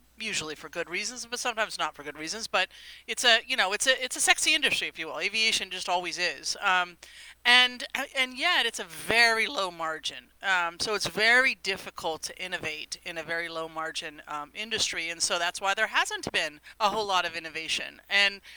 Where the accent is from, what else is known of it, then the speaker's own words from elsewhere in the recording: Silicon Valley, California, United States; I'm from Silicon Valley. I've, you know, been resident here for a very long time